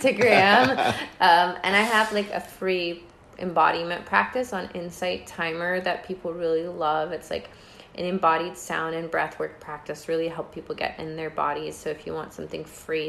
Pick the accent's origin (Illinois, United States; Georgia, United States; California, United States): Georgia, United States; I was born in Georgia